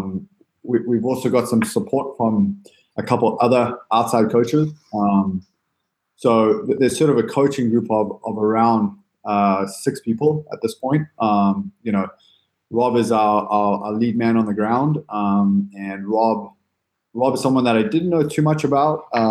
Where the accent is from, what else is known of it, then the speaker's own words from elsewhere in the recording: San Diego, California, United States; I'm an American, love America, love San Diego